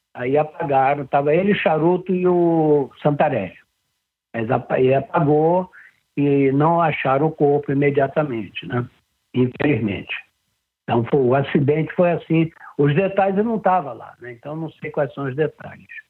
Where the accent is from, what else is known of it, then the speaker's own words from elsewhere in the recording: Rio de Janeiro, Brazil; eu fui nasci e fui criado em Ipanema